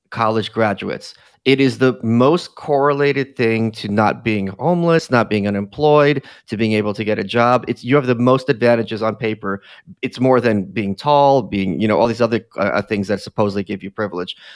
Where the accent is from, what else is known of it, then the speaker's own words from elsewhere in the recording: New York City, New York, United States; as a New Yorker, like, you know, he was this big media personality